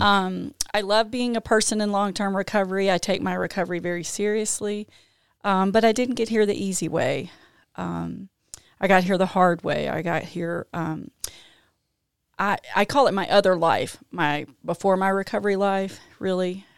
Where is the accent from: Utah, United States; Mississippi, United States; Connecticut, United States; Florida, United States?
Mississippi, United States; Jackson; now in Canton, United States; I grew up in Jackson